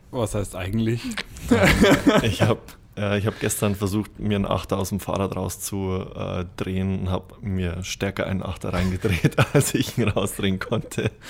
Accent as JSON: {"language": "German", "town": "Baimhausen", "region": "Bavaria", "country": "Germany", "tie": "born or raised there", "also_born_or_lived": "Ingolstadt", "said": "Ich bin 27 Jahre alt, ähm, bin in Ingolstadt geboren, bin in der Region schon ein bisschen rumgezogen, ähm, bin lustigerweise in Baimhausen, genauso wie der Leon, aufgewachsen."}